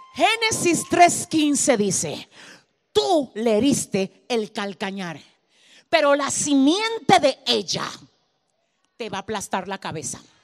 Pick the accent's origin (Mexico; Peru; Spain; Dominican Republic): Dominican Republic; mi tierra, República Dominicana. Mi isla, Santo Domingo